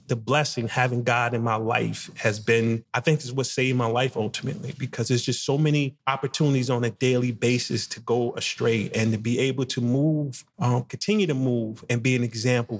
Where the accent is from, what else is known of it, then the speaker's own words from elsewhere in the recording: Jersey City, New Jersey, United States; also born or lived in Spartanburg, South Carolina; growing up in Jersey City and the part where I grew up